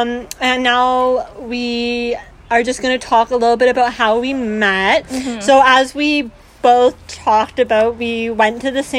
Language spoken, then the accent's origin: English; London, Ontario, Canada; now in Toronto, Canada; A fun fact about me is that I'm actually from London. I lived there till I was almost 10.